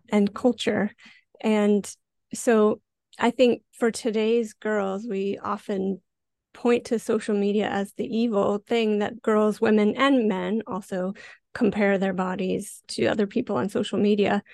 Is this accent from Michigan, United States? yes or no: no; Montana, United States; moved away as an adult; now in Vancouver, Canada; I grew up in Montana, uh, very rural area